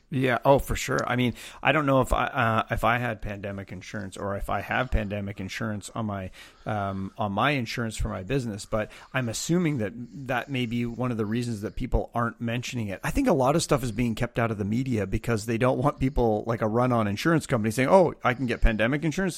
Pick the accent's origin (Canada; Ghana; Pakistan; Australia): Canada; I'm Canadian